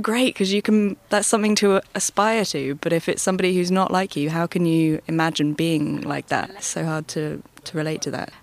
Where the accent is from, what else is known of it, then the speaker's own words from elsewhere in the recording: Bristol, South West England, United Kingdom; i'm from bristol